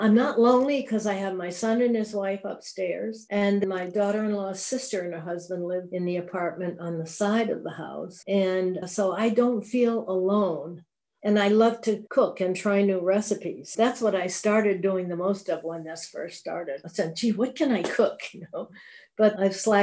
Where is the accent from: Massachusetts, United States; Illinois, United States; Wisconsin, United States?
Massachusetts, United States; South Hadley; also born or lived in Holyoke, Massachusetts / Mount Vernon, New York; I grew up in South Hadley, Mass.